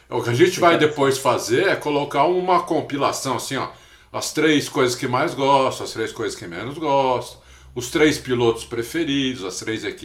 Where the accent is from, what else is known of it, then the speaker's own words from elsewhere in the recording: São Paulo, Brazil; eu nasci aqui em São Paulo, né? Sempre morei aqui, fora um, um tempinho que eu morei